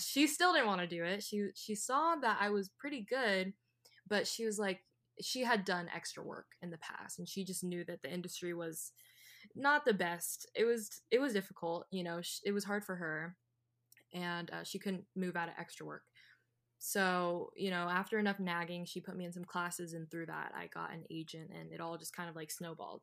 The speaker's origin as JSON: {"language": "English", "region": "California", "country": "United States", "tie": "born or raised there", "said": "growing up in California was very convenient"}